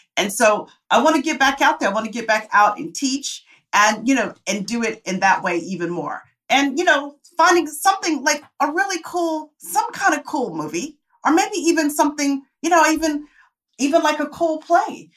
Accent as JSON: {"language": "English", "town": "Tempe", "region": "Arizona", "country": "United States", "moved": "yes", "said": "I come from Tempe, Arizona"}